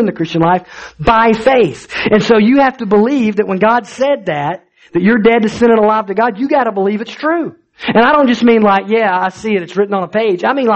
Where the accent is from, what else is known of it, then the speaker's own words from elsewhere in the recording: Alabama, United States; I grew up in Alabama